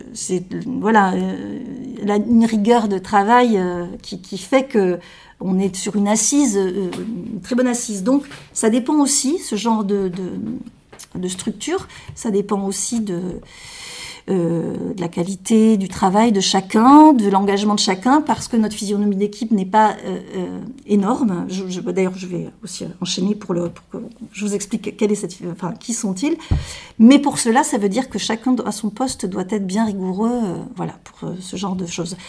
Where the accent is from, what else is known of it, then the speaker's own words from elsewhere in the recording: Marmande, Nouvelle-Aquitaine, France; moved away as an adult; also born or lived in Bordeaux; je suis née à Marmande, donc je suis une marmandaise, J'ai fait mes études à Marmande jusqu'au bac